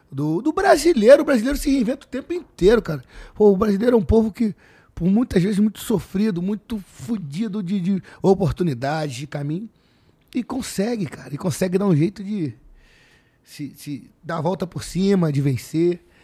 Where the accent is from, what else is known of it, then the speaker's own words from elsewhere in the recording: Rio de Janeiro, Brazil; born there; Nasci. Eu nasci na Joaquim na Luz Maçom